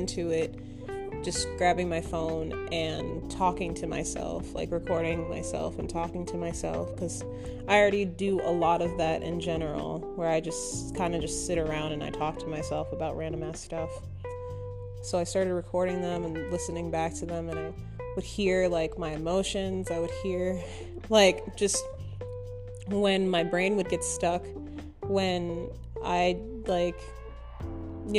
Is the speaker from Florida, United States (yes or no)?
no; Minnesota, United States; moved away as an adult; now in Austin, United States; I'm originally from Minnesota